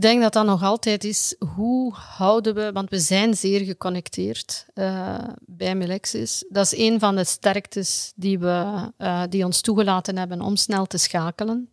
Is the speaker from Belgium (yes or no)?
yes; Flanders, Belgium